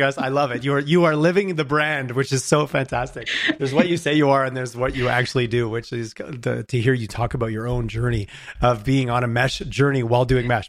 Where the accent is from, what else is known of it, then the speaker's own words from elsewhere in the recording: Montreal, Quebec, Canada; now in Calgary, Canada; I grew up in Quebec, so I like to take shots at Toronto when I can. I grew up in Montreal